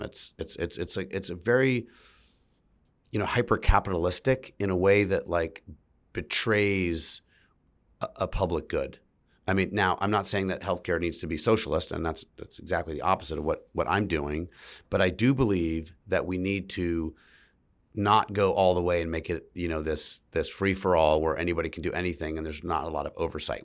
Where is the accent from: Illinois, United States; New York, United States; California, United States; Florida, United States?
California, United States; San Francisco; my whole family's from San Francisco, and I grew up in San Francisco